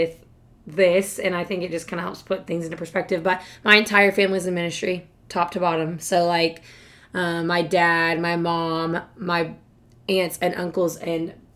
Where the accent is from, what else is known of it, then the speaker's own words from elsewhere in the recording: Fort Mitchell, Kentucky, United States; moved away as an adult; also born or lived in Bowling Green, Kentucky; stayed in one place. Went back and forth between mom and dad, but was in Fort Mitchell, Kentucky basically my entire life